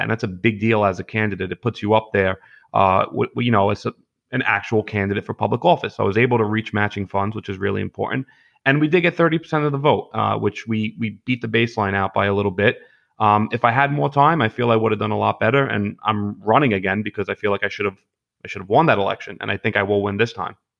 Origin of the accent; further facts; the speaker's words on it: New York City, New York, United States; I grew up in Gravesend and Bensonhurst and, you know, Diker Heights and Bath Beach